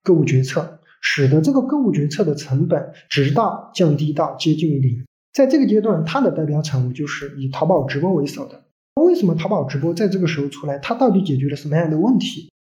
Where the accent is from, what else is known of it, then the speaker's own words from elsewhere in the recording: Sichuan, China; also born or lived in Hangzhou / Guangzhou; 因为我是四川人